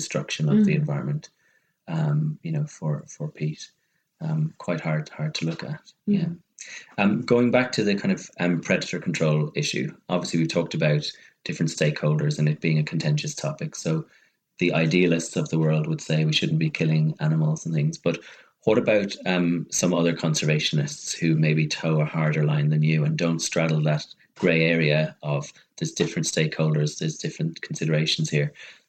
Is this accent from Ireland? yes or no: yes; Ireland; as an Irishman